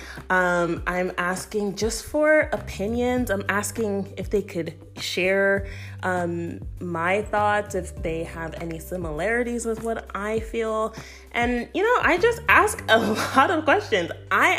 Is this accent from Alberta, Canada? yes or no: no; Toronto, Ontario, Canada; moved away as an adult; also born or lived in Florida / Connecticut; now in Maryland, United States; I am originally from Toronto